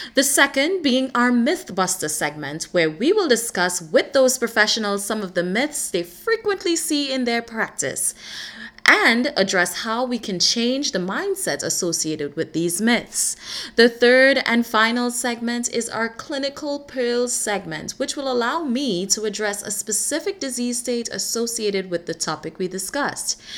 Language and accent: English; Trinidad & Tobago; moved away as an adult; also born or lived in United States; I was born and raised in the beautiful island of Trinidad, and I moved to the US to pursue higher education